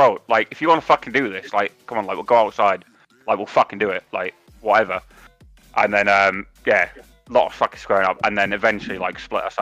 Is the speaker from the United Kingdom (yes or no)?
yes; England, United Kingdom; being English